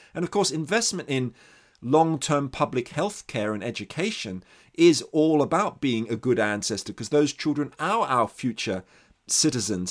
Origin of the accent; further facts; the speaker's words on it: Australia; I'm Australian, actually, and kind of sensitive to the long history of indigenous exploitation in the country I grew up